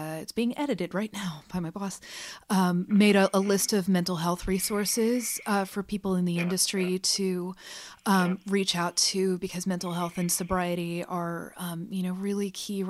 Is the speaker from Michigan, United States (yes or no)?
no; Kentucky, United States; moved away as an adult; I grew up in Kentucky